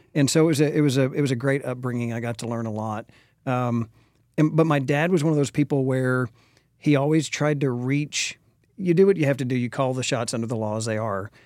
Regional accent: Dallas, Texas, United States; also born or lived in Austin, Texas; now in Frisco, United States; born and raised in Dallas, went to Lake Highlands High School

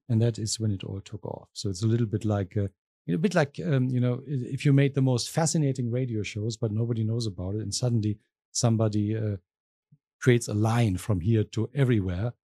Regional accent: southwest Germany, Germany; moved away as an adult; also born or lived in Berlin, Germany / London, United Kingdom; now in Arkansas, United States; I'm originally from Germany. Mm-hmm. I'm from the uh, southwest of Germany

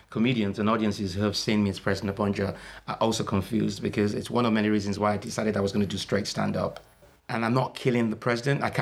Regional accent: Nigeria; also born or lived in Liverpool, United Kingdom; I went back at the age of five and I came back at the age of 19.

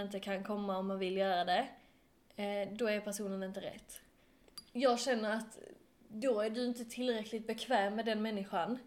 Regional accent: Skåne, Sweden; accent: Skånska; min skånska

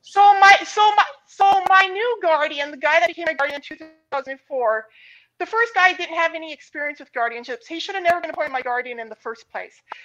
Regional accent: Montana, United States; I grew up in Montana

